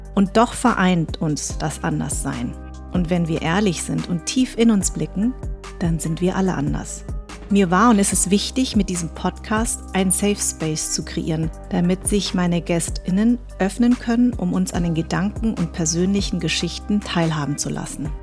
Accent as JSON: {"language": "German", "town": "Darmstadt", "region": "Hesse", "country": "Germany", "tie": "born or raised there", "accent": "Hessisch", "said": "ich bin in Darmstadt groß geworden, ich hatte ein weißes Umfeld, ich habe Deutsch gesprochen, ich habe Hessisch gesprochen sogar"}